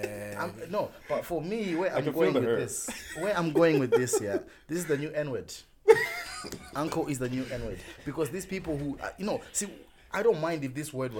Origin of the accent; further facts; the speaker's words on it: Zimbabwe; now in Ireland; I want to go back to Zim.